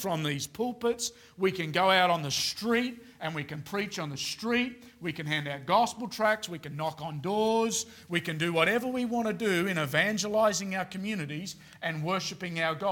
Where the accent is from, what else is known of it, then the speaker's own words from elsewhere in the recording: Australia; now in Queensland, Australia; as an Australian man